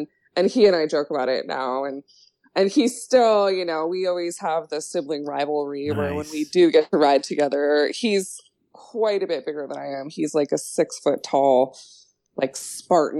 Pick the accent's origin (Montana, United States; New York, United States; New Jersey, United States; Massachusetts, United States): Montana, United States; Bozeman; growing up in Montana, we lived in Bozeman